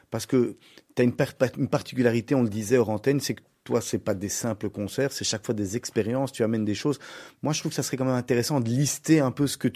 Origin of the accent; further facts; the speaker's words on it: Charleroi, Wallonia, Belgium; je suis un carolo